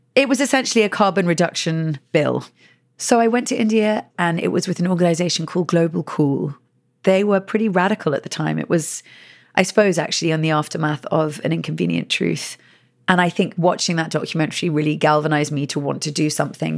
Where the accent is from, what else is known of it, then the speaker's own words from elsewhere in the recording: England, United Kingdom; moved away as an adult; now in United States; I am from England and living in America for the past seven years